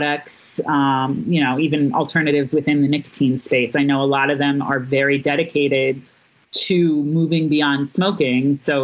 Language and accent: English; Missouri, United States; now in New York City, United States; my home state of Missouri